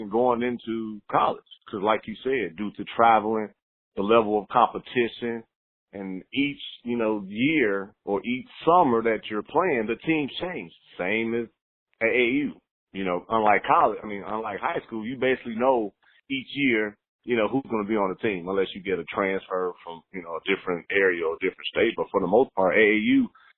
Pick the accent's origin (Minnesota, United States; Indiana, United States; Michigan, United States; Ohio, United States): Indiana, United States; Gary; moved away as an adult; also born or lived in Chicago, Illinois; now in Houston, United States; I'm from the Midwest originally, born and raised in Gary, Indiana